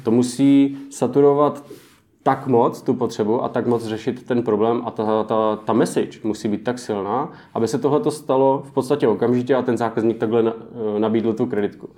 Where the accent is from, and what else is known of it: Czechia